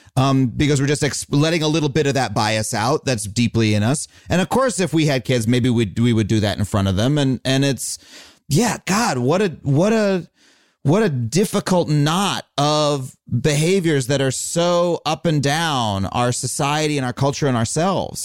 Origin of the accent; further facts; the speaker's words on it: United States; I am an American. We we are here in America